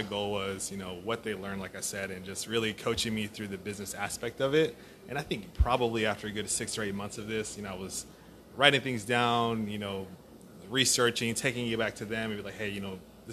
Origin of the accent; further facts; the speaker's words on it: Cut and Shoot, Texas, United States; I grew up in a town called Cut and Shoot, Texas